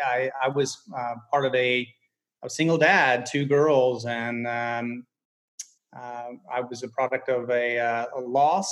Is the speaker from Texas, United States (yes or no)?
yes; Giddings, Texas, United States; also born or lived in Brenham, Texas / Lexington, Texas; I was born in Brenham and lived in Giddings for most of my life and college in Texas.